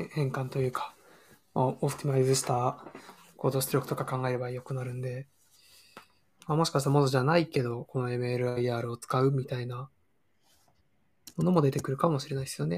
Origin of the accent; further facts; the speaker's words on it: Toyama, Japan; 実家が富山で